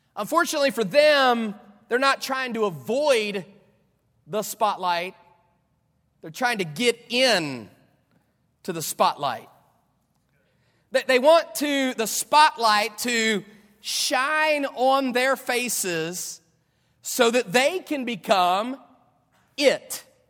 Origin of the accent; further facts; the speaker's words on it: Dunbar, West Virginia, United States; also born or lived in California; now in Florida, United States; I grew up in Dunbar, West Virginia.